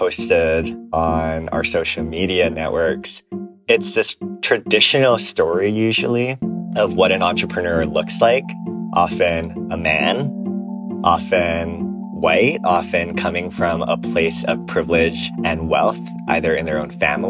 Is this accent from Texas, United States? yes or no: no; Aiea, Hawaii, United States; now in San Francisco, United States; I am originally from Hawaii. I grew up in a small town called Aiea, which used to be all sugar plantations.